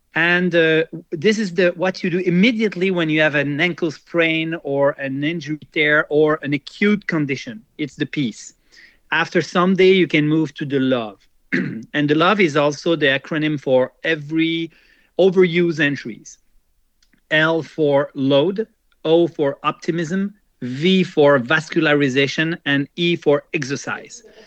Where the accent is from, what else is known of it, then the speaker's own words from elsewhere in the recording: Quebec, Canada; also born or lived in Jura, Switzerland; I immigrated when I was young, 10 years old and uh, so I grew up in Canada, and I feel a lot more Canadian and Quebecer than uh, Swiss.